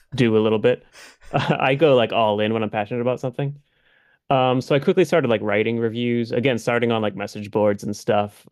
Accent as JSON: {"language": "English", "region": "Massachusetts", "country": "United States", "said": "We're both from Massachusetts"}